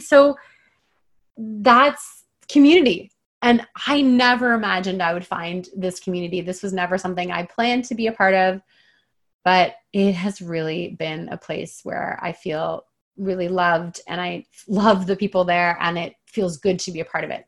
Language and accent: English; Toronto, Ontario, Canada; moved away as an adult; now in British Columbia, Canada; I've spent my entire life pretty much in the like greater Toronto area.